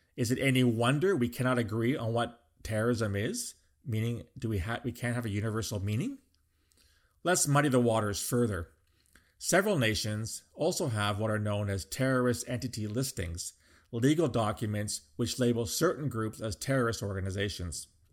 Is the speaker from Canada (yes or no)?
yes; Canada; as a Canadian